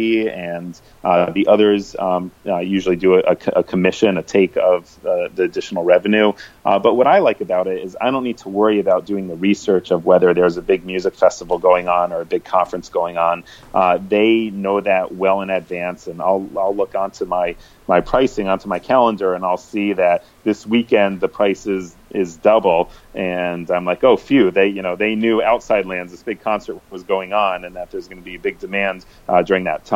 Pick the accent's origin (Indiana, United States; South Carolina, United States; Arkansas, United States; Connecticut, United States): Connecticut, United States; now in San Francisco, United States; I'm from the East Coast. I'm from Connecticut